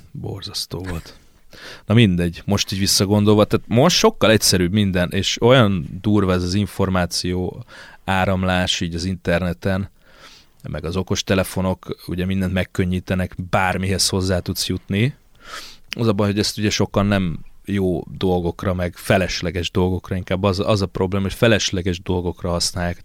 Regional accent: Székesfehérvár, Fejér, Hungary; Itt is születtem, itt is lakom, itt is halok meg majd.

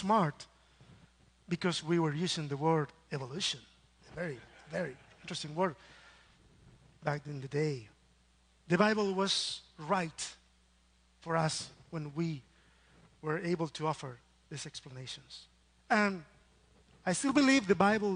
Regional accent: Chile; English is a second language; moved away as an adult; now in Austin, United States; I come from Chile

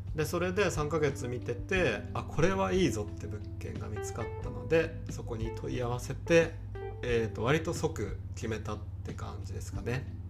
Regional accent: Kanagawa, Japan; also born or lived in Tokyo; 地元が神奈川県なんですけどその神奈川県の東の方なんだけど

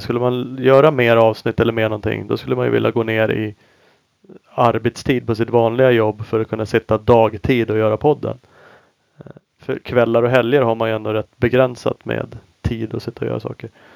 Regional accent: Sweden; som vi svenskar är

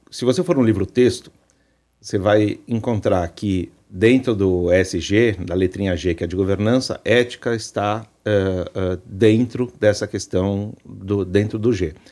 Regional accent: Brazil; nós, como brasileiros

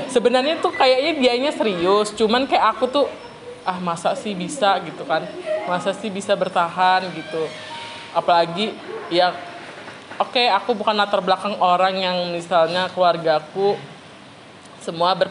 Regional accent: Kalimantan, Indonesia; dan ternyata aku bilang aku orang sini aku orang Kalimantan terus aku tanya lah karena kan di Kalimantan tuh nggak ada sih orang-orang

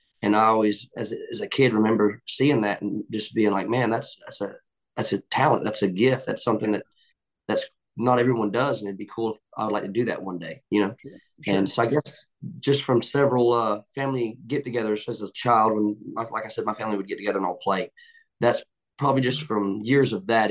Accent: Liberty County, near Savannah, Georgia, United States; moved away as an adult; now in Nashville, United States; I'm from Savannah, Georgia, right outside of Savannah, Georgia, actually, Liberty County. And I moved to Nashville about 5 years ago

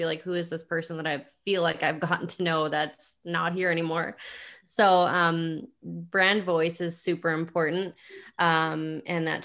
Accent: Canada; I'm Canadian

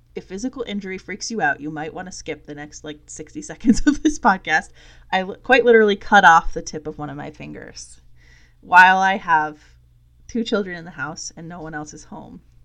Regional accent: Vermont, United States; my husband and I both chose to come back to Vermont

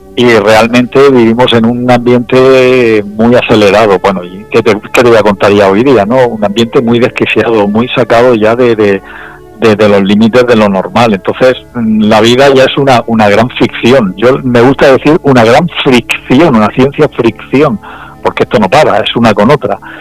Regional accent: Region of Murcia, Spain; also born or lived in Valencia; siendo murciano

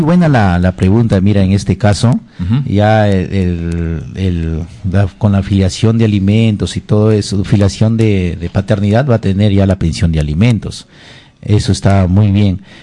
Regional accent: Jumbilla, Amazonas, Peru; moved away; also born or lived in Lima; de mi tierra Jumbilla, Bongará, de mi tierra Jumbilla, hermosa

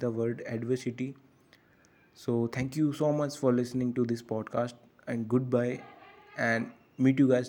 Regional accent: North India, India; English is a second language; I'm from North India

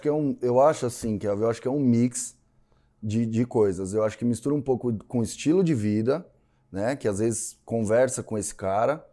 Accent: São Paulo, Brazil; Eu sou daqui de São Paulo

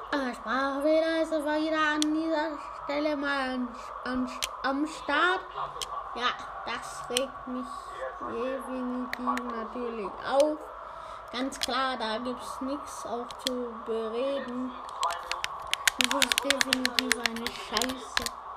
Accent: United States; Also ich bin ein Idiot aus Amerika. Bin aus, bin aus Amerika.

